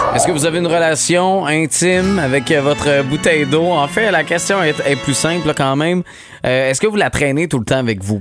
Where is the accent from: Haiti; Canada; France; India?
Canada; Quebec; chez nous, au Québec, à Montréal.